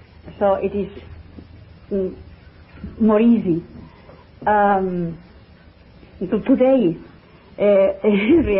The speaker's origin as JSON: {"language": "English", "town": "Barcelona", "region": "Catalonia", "country": "Spain", "tie": "born or raised there", "second_language": "English", "said": "I was born in Barcelona, the 1st November 1923"}